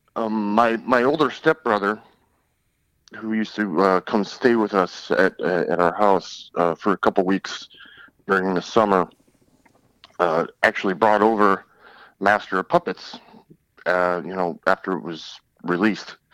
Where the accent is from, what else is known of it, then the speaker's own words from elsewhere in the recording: Detroit, Michigan, United States; moved away; I'm originally from Detroit